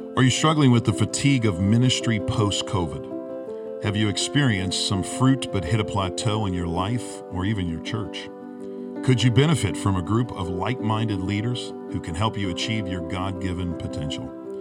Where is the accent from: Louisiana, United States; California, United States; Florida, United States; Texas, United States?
Louisiana, United States; Chalmette; moved away as an adult; We're from Chalmette, Louisiana. We don't leave.